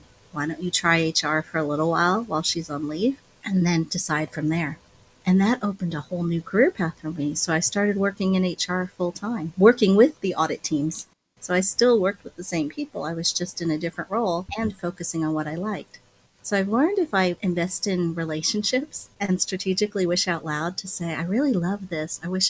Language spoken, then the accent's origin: English; Midwest, United States; As Chinese American, sometimes I was the only person of color. Right? We grew up in the Midwest.